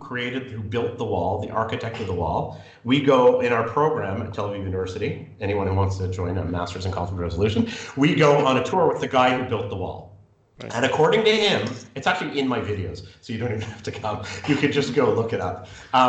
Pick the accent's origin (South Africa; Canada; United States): Canada; But my issue with that as a Canadian is